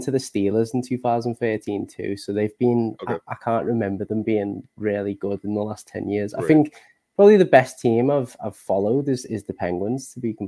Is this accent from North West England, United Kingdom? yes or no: yes; Liverpool, North West England, United Kingdom; accent: Northern English; I'm from Liverpool in England, so that's the home of ….